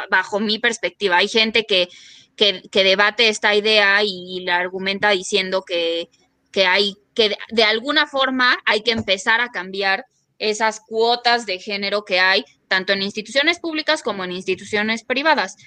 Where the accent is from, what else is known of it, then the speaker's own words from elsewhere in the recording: Mexico; soy una feminista mexicana